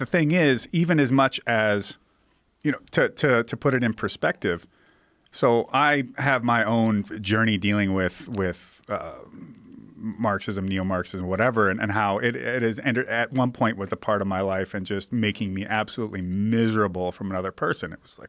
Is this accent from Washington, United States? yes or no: yes; Seattle, Washington, United States; Hitting so close to home, Joe. I'm from Ballard, yeah.